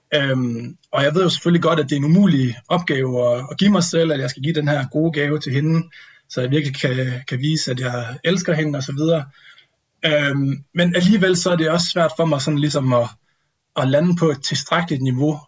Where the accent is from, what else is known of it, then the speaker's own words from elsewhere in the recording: North Jutland, North Denmark Region, Denmark; moved away; hjemme med mine forældre i Vuelskov i Nordjylland